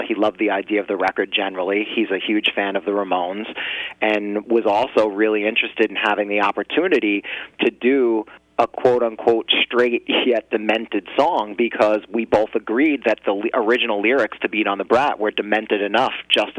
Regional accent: New Jersey, United States; I'm here based on the East Coast, so we're all originally from New Jersey

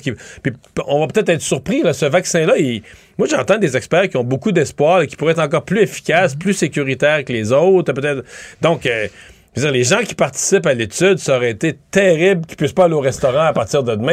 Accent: Quebec, Canada; chez nous, au Québec

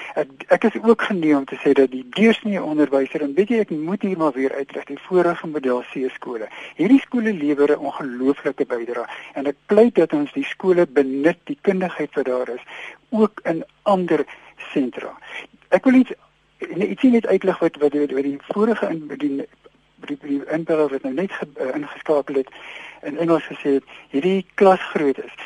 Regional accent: South Africa; ons as Afrikaners

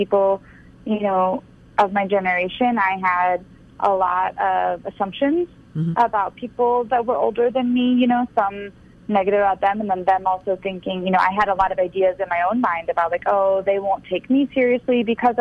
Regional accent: Florida, United States; I was born in Florida

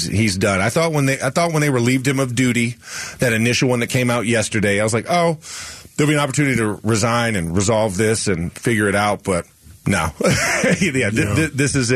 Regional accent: the South, United States; I'm from the South

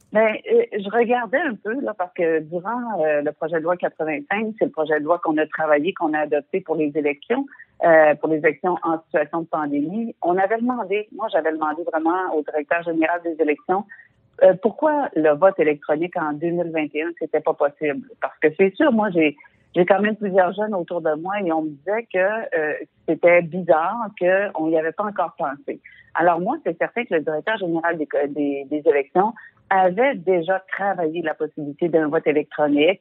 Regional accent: Quebec, Canada

